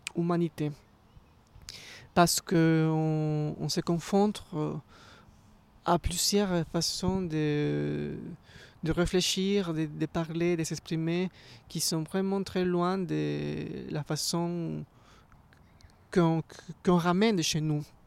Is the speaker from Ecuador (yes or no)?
yes; Ecuador; moved away as an adult; now in Paris, France; je viens d'Équateur.